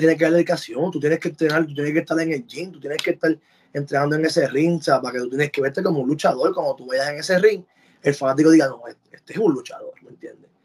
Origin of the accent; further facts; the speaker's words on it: Puerto Rico; moved away as an adult; now in United States; Cuando yo me fui de Puerto Rico